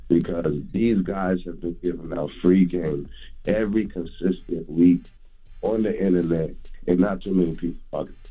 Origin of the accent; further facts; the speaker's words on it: Delaware, United States; I'm from Delaware.